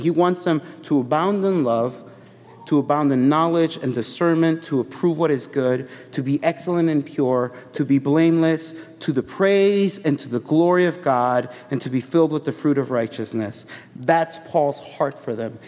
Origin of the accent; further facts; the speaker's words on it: Chicago, Illinois, United States; I grew up in Chicago